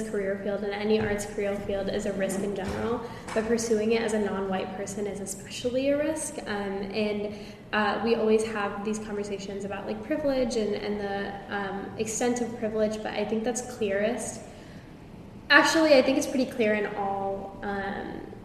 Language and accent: English; Houston, Texas, United States; I am from a wealthy family in Houston